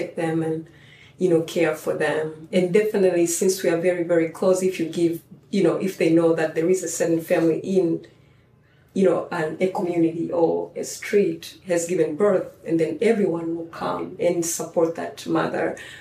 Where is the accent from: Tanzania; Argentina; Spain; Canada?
Tanzania; moved away as an adult; now in United States; growing up in Tanzania